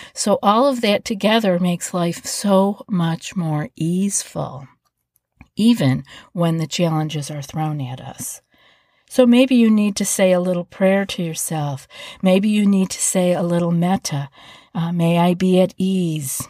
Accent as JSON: {"language": "English", "region": "East Coast", "country": "United States", "moved": "yes", "said": "I'm from the East Coast"}